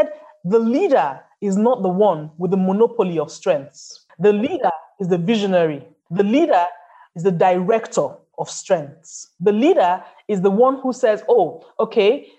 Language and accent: English; Nigeria; I live in Nigeria. I'm Nigerian